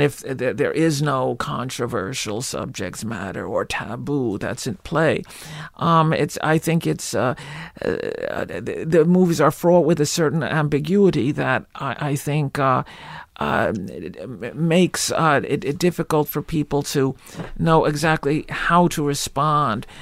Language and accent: English; Livingston, New Jersey, United States; accent: Jewish; also born or lived in Newark; I was born in Newark, but I, I grew up in, in, in, uh, lily white Livingston